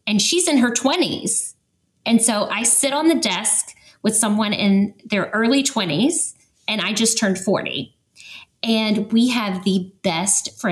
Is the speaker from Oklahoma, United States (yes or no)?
no; Atlanta, Georgia, United States; moved away as an adult; So we're originally from Atlanta.